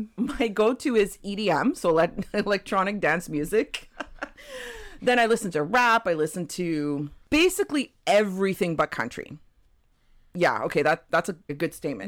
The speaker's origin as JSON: {"language": "English", "town": "Toronto", "region": "Ontario", "country": "Canada", "tie": "born or raised there", "also_born_or_lived": "Terceira, Azores, Portugal", "moved": "as an adult", "lives_now": "British Columbia, Canada", "said": "born in Portugal, lived in Toronto most of my life. So, my parents moved to Toronto when I was just under, uh, so they moved in January. I turned three in April"}